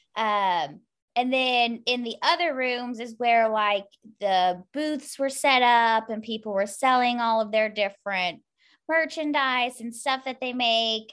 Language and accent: English; Louisville, Kentucky, United States; I'm from Louisville, Kentucky